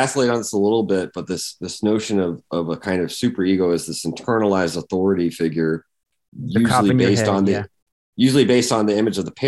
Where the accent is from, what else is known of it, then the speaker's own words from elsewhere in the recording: Georgia, United States; growing up in Georgia, in a maybe a slightly bigger town, but still a small town in Georgia